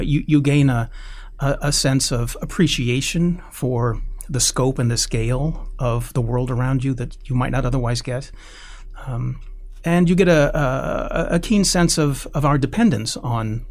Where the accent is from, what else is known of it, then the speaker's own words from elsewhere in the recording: Indiana, United States; I grew up in Indiana, in a relatively rural Indiana at that time